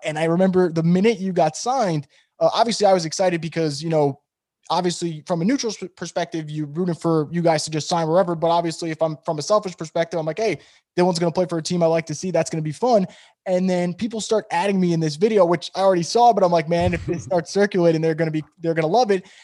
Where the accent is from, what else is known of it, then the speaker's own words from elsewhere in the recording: New York, United States; I'm from New York